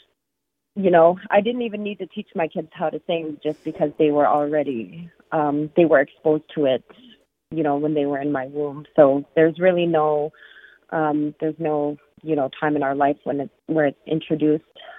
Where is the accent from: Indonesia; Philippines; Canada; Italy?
Canada; the Arctic; moved away; we grew up in the Arctic and we're, you know, grew up in our culture.